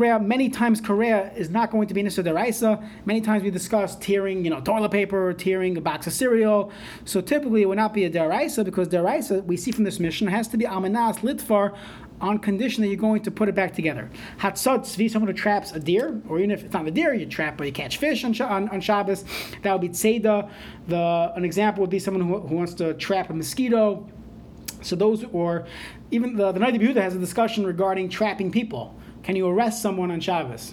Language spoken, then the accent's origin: English; New York, United States; moved away; I was growing up in New York